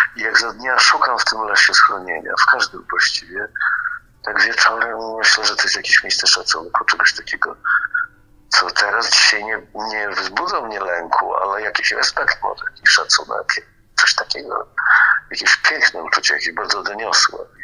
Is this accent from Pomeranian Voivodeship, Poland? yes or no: yes; Gdańsk, Pomeranian Voivodeship, Poland; urodziłem się tutaj w Gdańsku, w tym mieście, to też mieszkałem na takim osiedlu